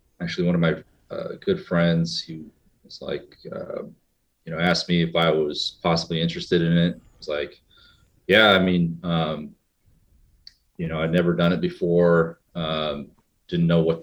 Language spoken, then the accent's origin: English; Indiana, United States; also born or lived in New York City; I grew up in Indiana, but I also grew up in New York City.